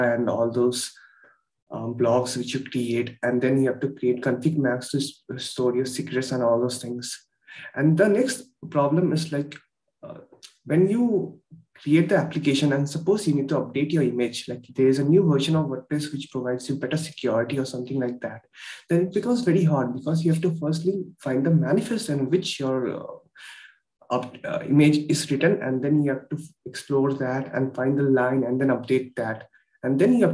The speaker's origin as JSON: {"language": "English", "town": "Kolkata", "region": "West Bengal", "country": "India", "said": "I'm from Kolkata, India."}